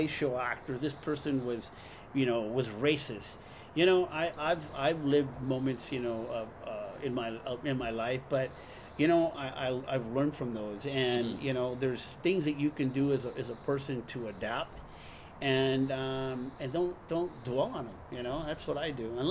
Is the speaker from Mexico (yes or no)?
yes; Guadalajara, Jalisco, Mexico; born or raised there; moved away; also born or lived in Hollywood, California, United States